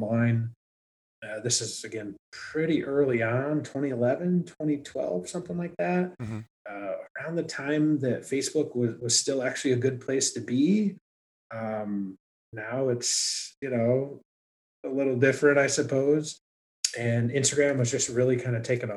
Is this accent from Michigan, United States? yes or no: yes; Michigan, United States; I'm from Michigan, born and raised, went to school at University of Michigan